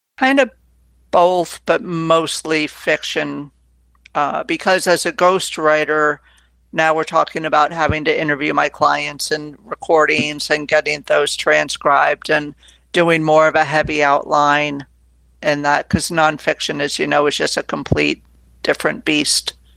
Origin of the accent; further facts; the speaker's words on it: Connecticut, United States; I was growing up in Connecticut